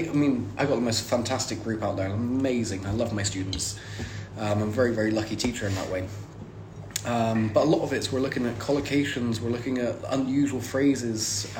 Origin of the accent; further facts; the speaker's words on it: South West England, United Kingdom; now in Saint Petersburg, Russia; I mean, I'm living in St. Pete's normally. And everyone's like, oh, it must be really hard. It's like, I come from England. It's basically the same.